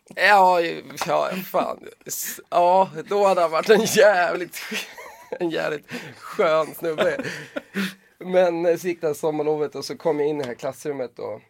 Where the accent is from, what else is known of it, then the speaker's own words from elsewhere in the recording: Stockholm, Stockholm County, Sweden; jag är uppväxt i Bromma